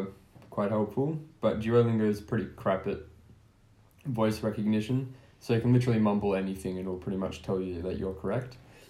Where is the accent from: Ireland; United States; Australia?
Australia; moved away as an adult; now in France; as an Australian, you learn English